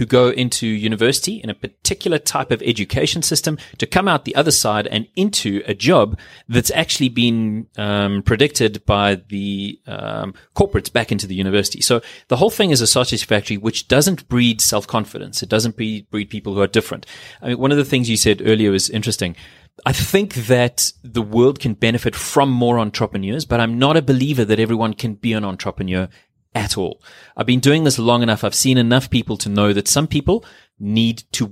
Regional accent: South Africa

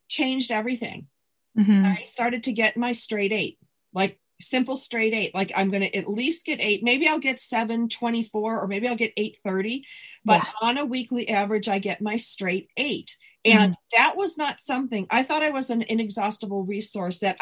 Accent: Southern California, United States; I'm from Southern California and I'm living 30 minutes from the beach

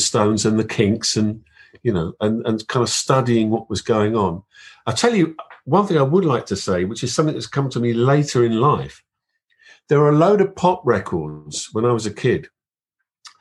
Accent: London, United Kingdom; growing up in London

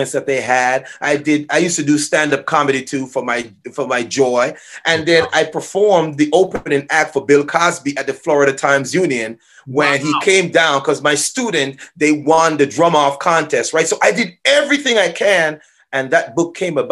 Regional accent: Jamaica; moved away; I'm originally from Jamaica

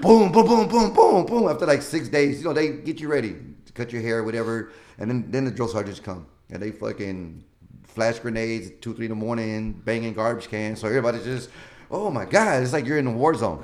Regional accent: Houston, Texas, United States; I grew up in Denver Harbor

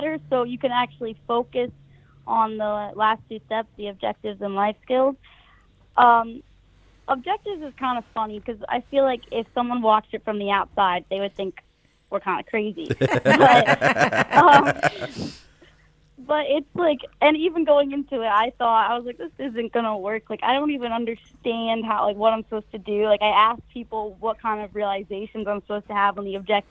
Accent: New Jersey, United States; moved away as an adult; also born or lived in Florida; right now, I'm from New Jersey.

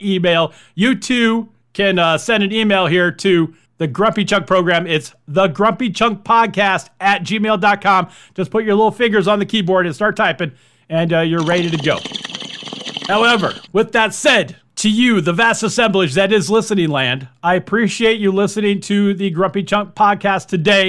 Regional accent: Miami, Florida, United States; When I was growing up in Miami

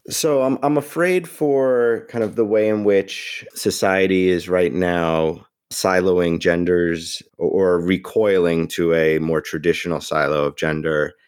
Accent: New York, United States; I am a New Yorker

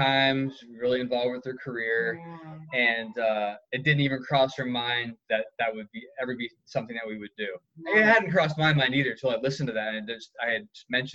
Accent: New England, United States; where I grew up in New England

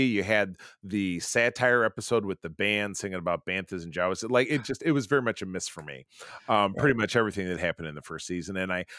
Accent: Detroit, Michigan, United States; No, it was like the just held Detroit Grand Prix in my hometown

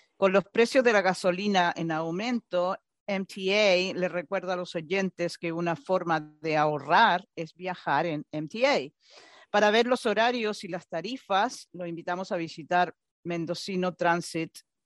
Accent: Chile; yo soy sudamericana, soy chilena

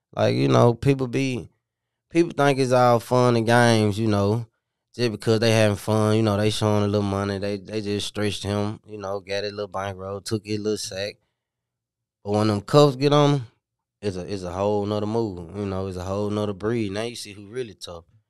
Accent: Memphis, Tennessee, United States; also born or lived in Minnesota; I'm from the Haven, White Haven, you know, you know what you call it, but, uh, I'm originally from Minnesota, and I came down here when I was four

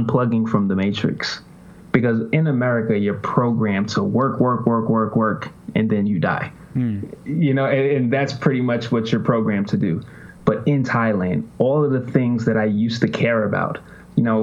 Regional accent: New York City, New York, United States; moved away as an adult; also born or lived in Virginia / West Palm Beach, Florida; now in Spain; I'm originally from Jamaica, Queens

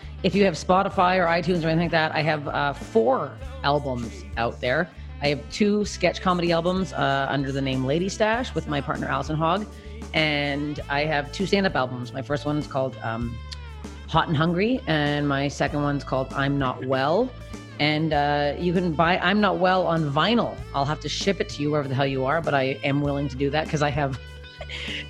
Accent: Canada; as a Canadian

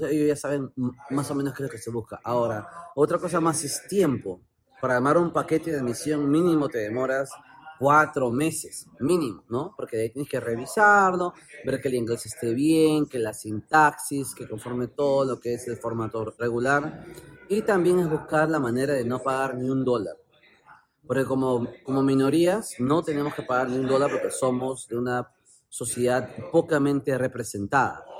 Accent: Peru; Yo soy peruano

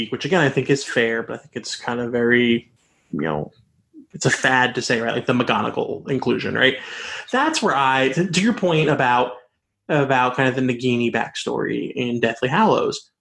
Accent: the South, United States; I grew up in the South and I say, y'all

